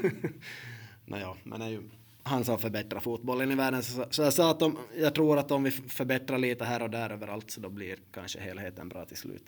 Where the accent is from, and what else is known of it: Finland